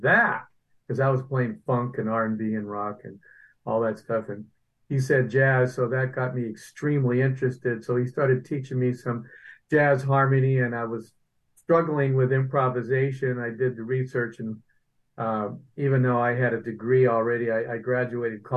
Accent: Erie, Pennsylvania, United States; moved away as an adult; also born or lived in California; I grew up in Erie, Pennsylvania

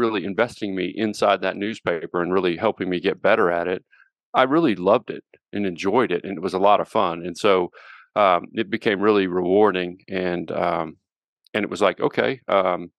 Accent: Little Rock, Arkansas, United States; also born or lived in Central Oklahoma / Fort Worth, Texas; now in Colorado, United States; I grew up in Little Rock, Arkansas

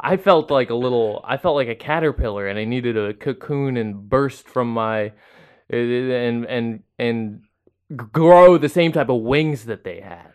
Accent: San Diego, California, United States; moved away; I'm from San Diego

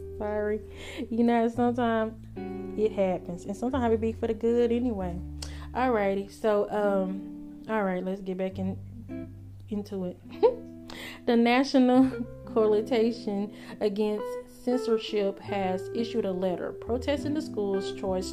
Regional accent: Greenville, Texas, United States; I was raised in Greenville, Texas

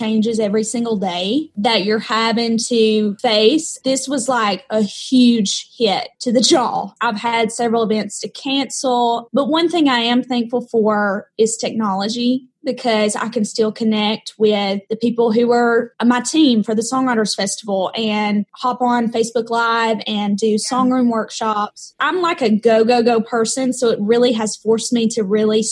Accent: Muscle Shoals, Alabama, United States; accent: Southern; growing up here in Alabama

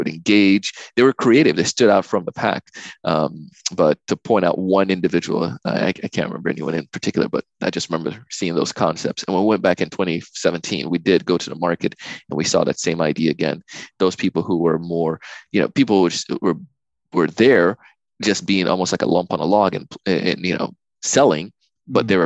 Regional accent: Jamaica; now in United States; when I grew up in Jamaica as a kid

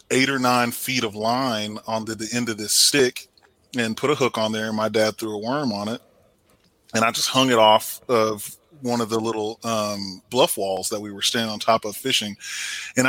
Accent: Temple, Texas, United States; I'm from Temple, Texas originally. So, you know, grew up fishing the Leon River and, you know, Belton Lake

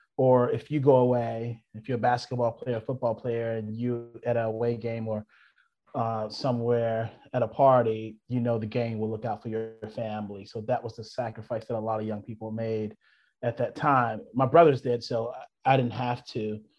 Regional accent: the South, United States; She's seen a lot of trauma just growing up in the South.

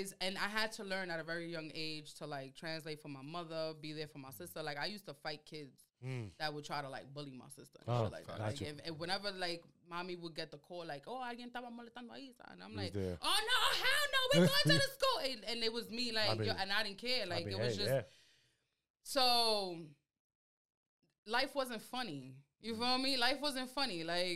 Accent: Dominican Republic; accent: Dominican; first language Spanish; English is a second language; For sure. My Spanish is very much Dominican.

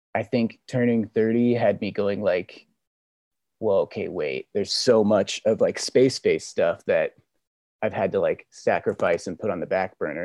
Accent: Memphis, Tennessee, United States; moved away as an adult; also born or lived in San Diego / Puerto Rico; now in Los Angeles, United States; I was born in San Diego, but I think I'm from I'm from Memphis, Tennessee. From I lived there for about 15 years

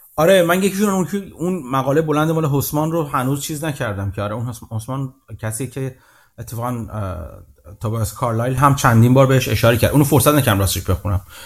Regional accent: Iran; now in Canada; من ایرانی خارج از ایران هستم

